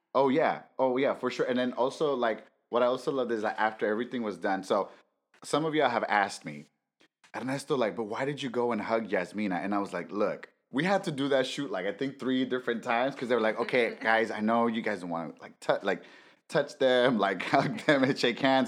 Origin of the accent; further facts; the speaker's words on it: Los Angeles, California, United States; as a brown, undocumented man growing up